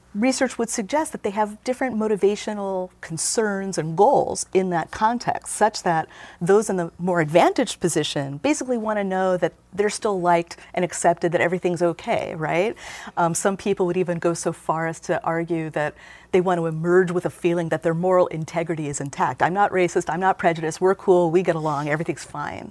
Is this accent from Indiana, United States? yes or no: yes; Gary, Indiana, United States; moved away; I was growing up in Gary in the seventies and eighties